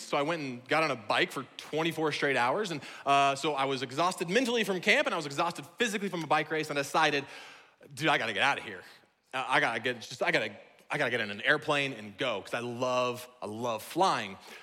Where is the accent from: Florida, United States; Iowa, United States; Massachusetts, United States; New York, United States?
Iowa, United States; now in Washington, United States; I'm from Iowa, where what we have for swimming are called ponds